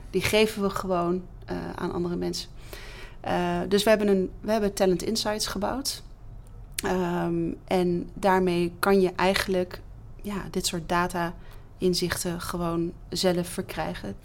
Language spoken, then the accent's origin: Dutch; Netherlands; als Nederlanders